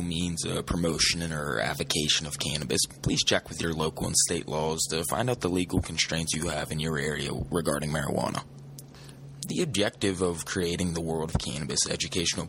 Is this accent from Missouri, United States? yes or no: no; Pittsburgh, Pennsylvania, United States; I'm from Pittsburgh, Pennsylvania.